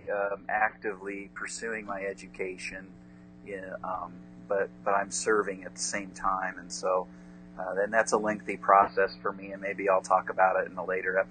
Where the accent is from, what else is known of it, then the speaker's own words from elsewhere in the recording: Indiana, United States; I'm from Indiana.